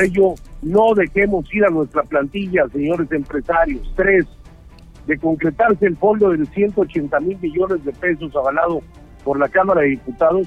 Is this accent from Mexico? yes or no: yes; Mexico; Son mexicanos como yo